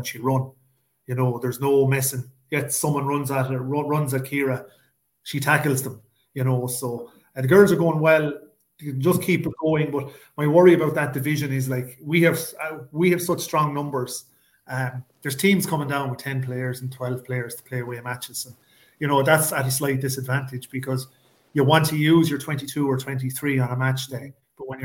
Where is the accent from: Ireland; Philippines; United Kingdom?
Ireland; We're Irish